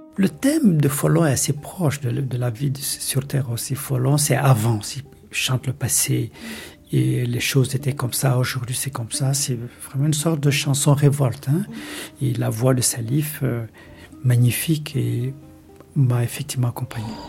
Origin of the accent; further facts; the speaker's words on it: Mali; moved away; also born or lived in Mauritania; j'ai grandi au Mali